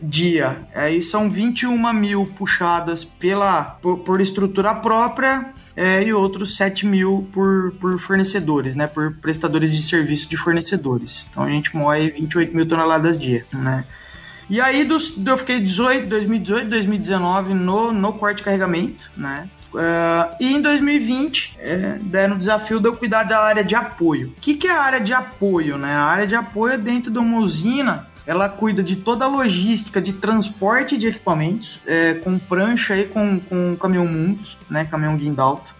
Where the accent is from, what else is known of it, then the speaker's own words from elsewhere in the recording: Itápolis, São Paulo, Brazil; moved away as an adult; also born or lived in Botucatu / Horizontina / Catanduva; eu nasci em Itápolis, né, que é interior de São Paulo. É, minha família sempre morou em sítio